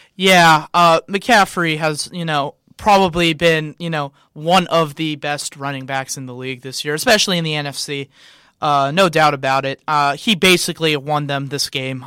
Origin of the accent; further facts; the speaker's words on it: San Diego, California, United States; moved away as an adult; now in Columbia, United States; I am actually from San Diego, California